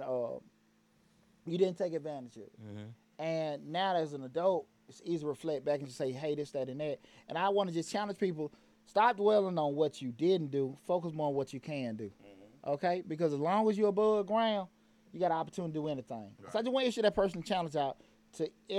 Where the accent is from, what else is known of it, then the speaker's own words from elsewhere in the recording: Atlanta, Georgia, United States; growing up in Bankhead